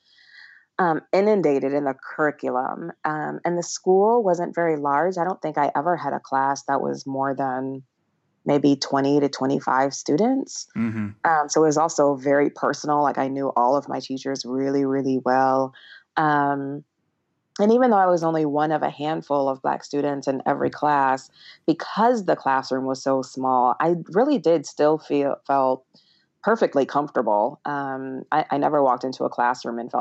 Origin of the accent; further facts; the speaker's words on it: Toledo, Ohio, United States; I grew up in Toledo, Ohio